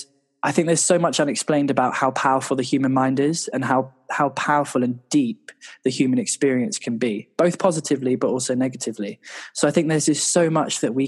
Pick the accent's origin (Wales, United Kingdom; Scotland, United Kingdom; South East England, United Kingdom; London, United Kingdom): London, United Kingdom; also born or lived in New York; I grew up in North London